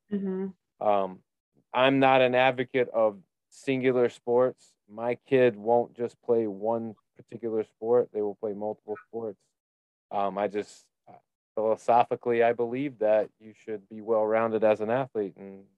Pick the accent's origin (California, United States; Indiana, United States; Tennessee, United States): Indiana, United States; growing up in Indiana on 40 acres, where when you do go to church, you're seeing everybody in the town at once.